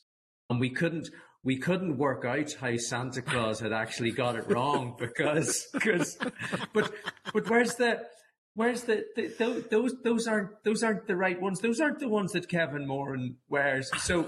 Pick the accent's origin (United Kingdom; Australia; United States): United Kingdom; Dundrum, Northern Ireland; growing up in Dundrum, County Down